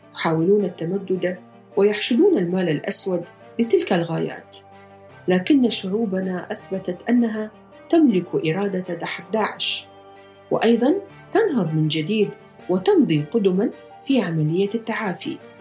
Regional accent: Iraq; moved away; زرت بلدي العراق

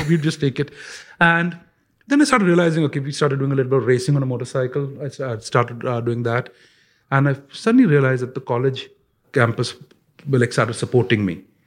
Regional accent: India; when I grew up in India

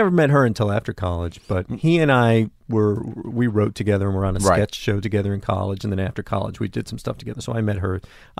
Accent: Ridgewood, New Jersey, United States

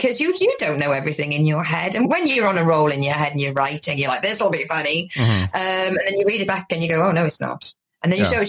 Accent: England, United Kingdom; And like being Welsh or being from where I am in England, we're known as bumpkins, which is a farmer kind of folk.

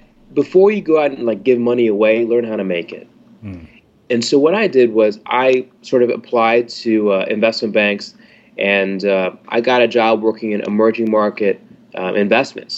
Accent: Atlanta, Georgia, United States; moved away; also born or lived in New Hampshire / London / New Orleans; I'm from Atlanta

